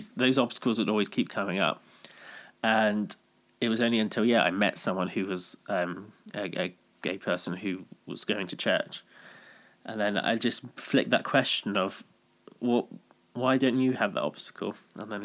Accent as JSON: {"language": "English", "town": "Bristol", "region": "South West England", "country": "United Kingdom", "tie": "born or raised there", "said": "just growing up in Bristol, worked in retail"}